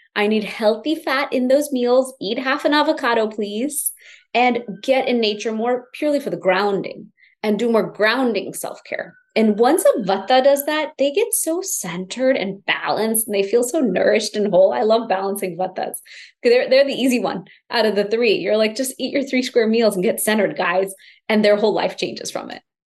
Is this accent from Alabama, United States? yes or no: no; Houston, Texas, United States; I grew up in Houston, Texas, typical American kid in an immigrant family